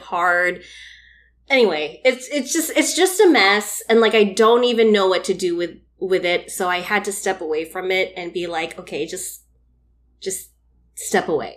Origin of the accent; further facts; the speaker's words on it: Philippines; as a Filipino woman